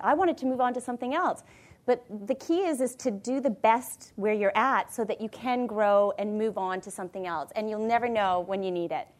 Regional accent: Niagara Falls, Ontario, Canada; moved away; I came from Niagara Falls

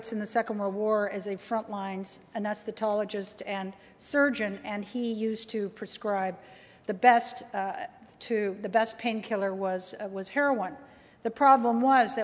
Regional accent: Canada; also born or lived in United States; as a Canadian, cold country

